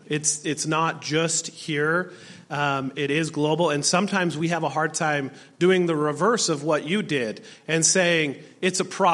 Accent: Utah, United States; I'm from Utah, and we don't have that same immigration that is here in Alaska

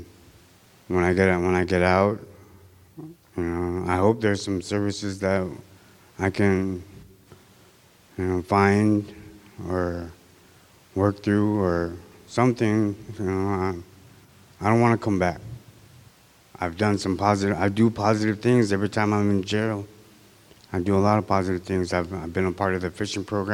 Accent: Unalakleet, Alaska, United States; I'm from Unicleet

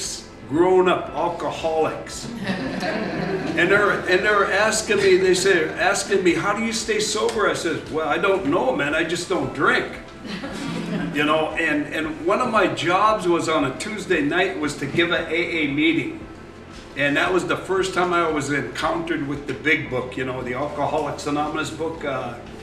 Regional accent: Dillingham, Alaska, United States; I was originally from Dillingham

